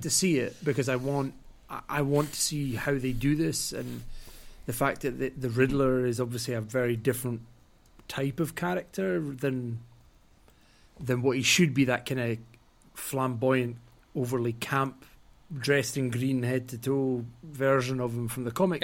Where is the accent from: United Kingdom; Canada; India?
United Kingdom; Scotland